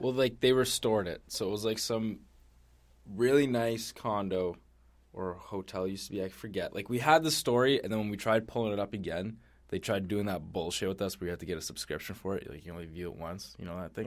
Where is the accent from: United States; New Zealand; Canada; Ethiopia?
Canada; we're Canadian